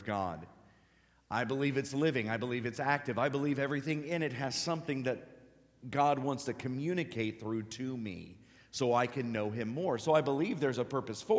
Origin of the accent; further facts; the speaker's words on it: Cincinnati, Ohio, United States; I'm a Buckeye. I'm from Cincinnati